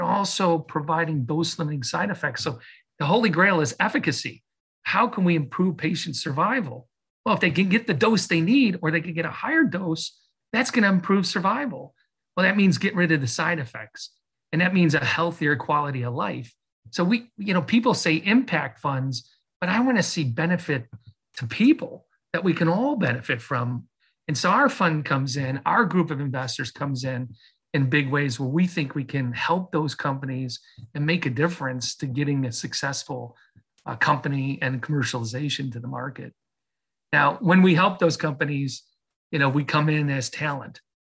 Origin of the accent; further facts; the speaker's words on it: Chicago, Illinois, United States; moved away as an adult; also born or lived in Michigan; I grew up in Chicago. I'm a Midwest person